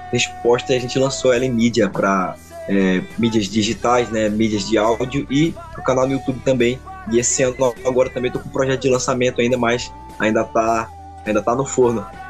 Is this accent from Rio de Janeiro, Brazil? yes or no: no; Belém, Pará, Brazil; sou de Belém do Pará, tenho 22 anos